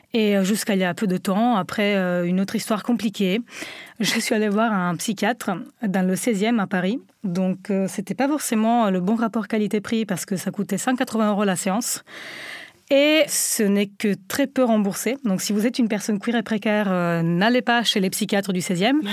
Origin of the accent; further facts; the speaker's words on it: Italy; French is a second language; moved away as an adult; now in France; je viens d'Italie et j'ai vécu dans une Italie conservatrice, une Italie berlusconienne